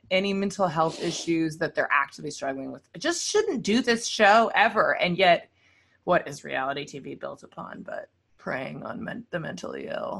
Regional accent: Los Angeles, California, United States; I was being from

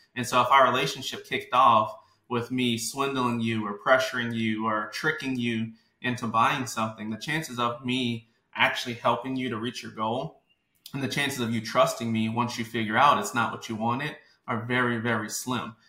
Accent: New Orleans, Louisiana, United States; from New Orleans, Louisiana, born and raised

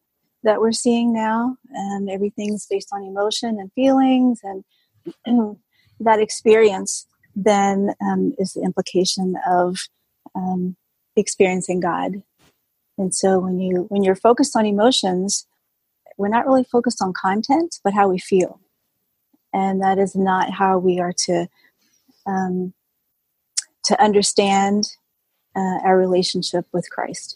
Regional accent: Southern Virginia, United States; moved away; I grew up in Southern Virginia

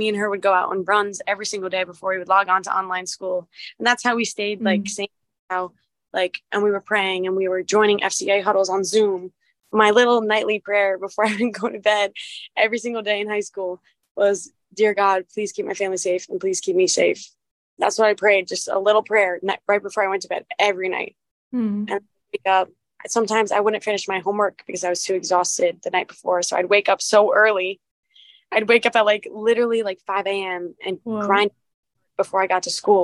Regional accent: Red Bank, New Jersey, United States; I went to a small Catholic school in my town up until seventh grade, and then I transferred to the sister school of my high school for eighth grade. And then I went to ninth through 12th at Red Bank Catholic in Red Bank, New Jersey

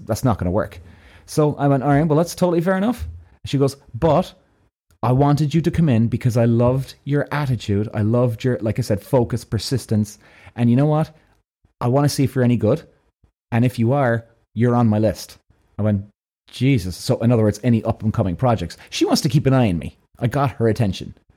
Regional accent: Ireland; I'm from Ireland

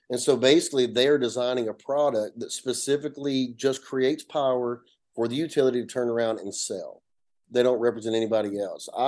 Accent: north Georgia, United States; accent: Appalachian; i come from a little small town in, in north georgia you can hear my accent it's uh you know an appalachian mountain area the foothills if you will like, like most people there especially we all come from farmers

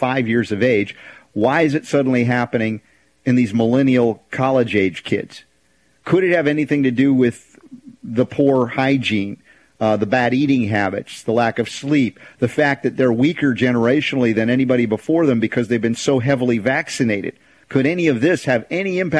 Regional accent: United States; I count myself as an American

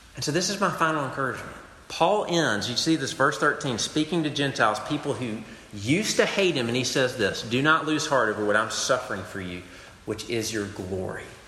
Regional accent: United States; I, I love being American

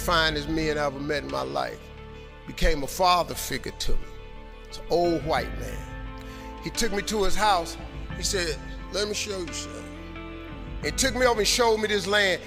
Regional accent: Cleveland, Ohio, United States; I'm from Cleveland.

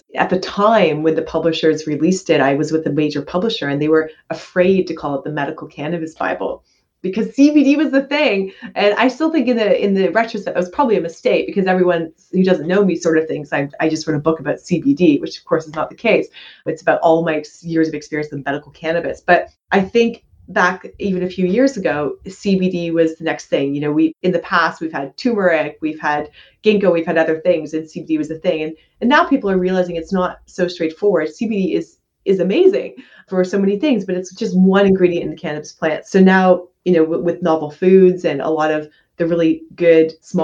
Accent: Canada; I'm a Canadian medical doctor

